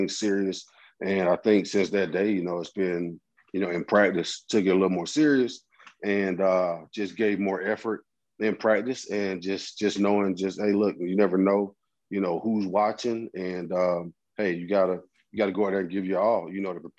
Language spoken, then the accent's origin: English; Atlanta, Georgia, United States; We got through it in my hometown